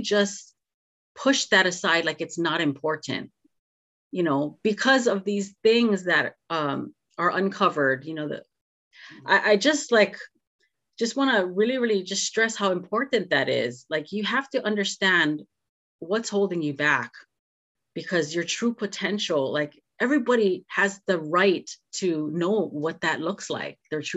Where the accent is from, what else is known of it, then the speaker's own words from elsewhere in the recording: Hawaii, United States; growing up in Hawaii